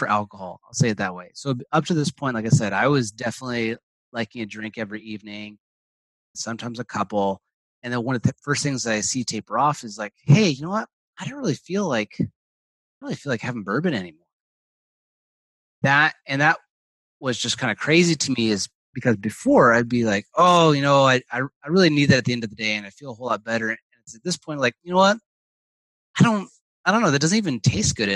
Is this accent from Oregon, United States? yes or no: yes; Portland, Oregon, United States; I'm from Portland, Oregon